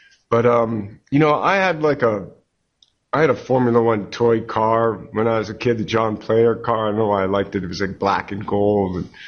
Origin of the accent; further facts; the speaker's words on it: Canada; I grew up in Canada